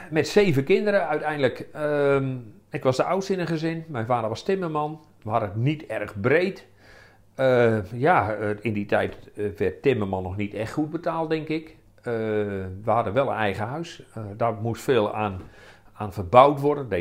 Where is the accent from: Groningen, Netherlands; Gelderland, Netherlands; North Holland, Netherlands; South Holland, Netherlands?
Groningen, Netherlands; Roodeschool; kom uit Rode School, einde van de spoorlijn in Groningen.